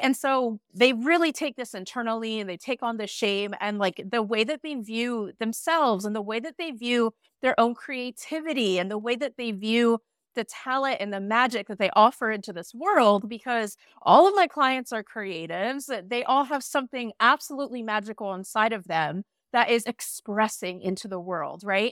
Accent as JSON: {"language": "English", "country": "United States", "moved": "yes", "lives_now": "Iceland", "said": "I'm an American immigrant now living in Iceland"}